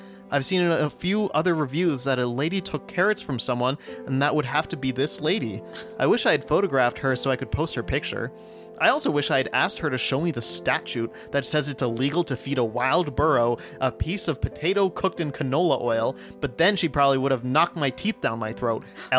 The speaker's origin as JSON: {"language": "English", "region": "New Mexico", "country": "United States", "said": "Okay, fine, we're from New Mexico, so we don't know the laws for Colorado."}